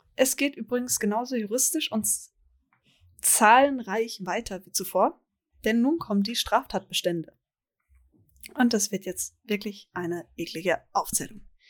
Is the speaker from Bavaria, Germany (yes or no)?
yes; Bavaria, Germany; meiner Heimat Bayern